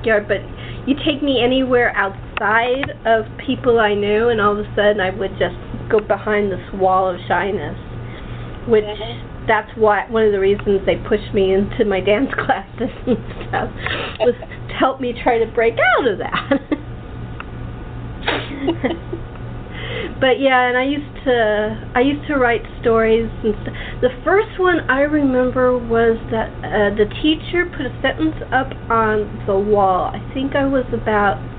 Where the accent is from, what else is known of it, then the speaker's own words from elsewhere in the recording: Los Angeles, California, United States; I was brought up in LA, so it's a little bit different.